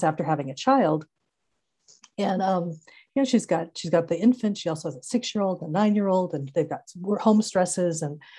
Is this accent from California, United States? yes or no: yes; Santa Clara Valley, California, United States; growing up in Santa Clara Valley